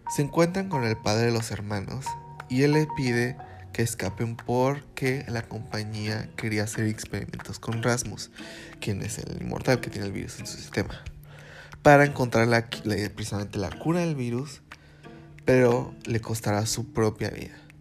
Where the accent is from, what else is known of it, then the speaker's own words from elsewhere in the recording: Fortín de las Flores, Veracruz, Mexico; soy de Veracruz y para ser más físico, de la ciudad de Fortín de las Flores.